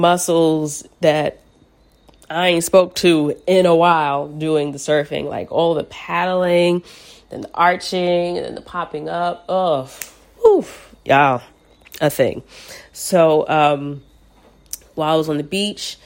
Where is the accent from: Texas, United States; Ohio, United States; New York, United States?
New York, United States; New York